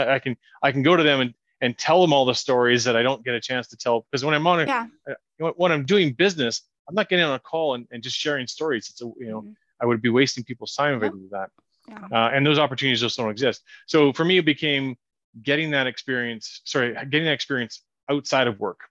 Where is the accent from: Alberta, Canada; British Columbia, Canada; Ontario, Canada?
British Columbia, Canada; Kelowna; the people I know in my hometown